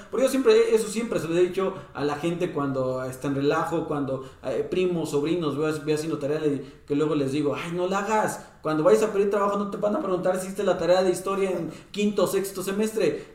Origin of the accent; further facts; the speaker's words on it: Mexico; como mexicanos